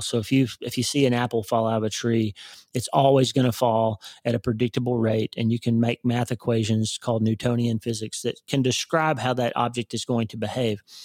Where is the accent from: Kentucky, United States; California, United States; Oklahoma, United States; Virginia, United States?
Oklahoma, United States; I grew up in Oklahoma